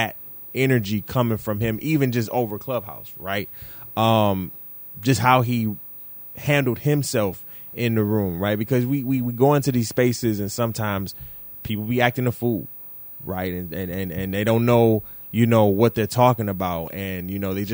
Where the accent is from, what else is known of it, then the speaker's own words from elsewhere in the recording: Detroit, Michigan, United States; we are both from Detroit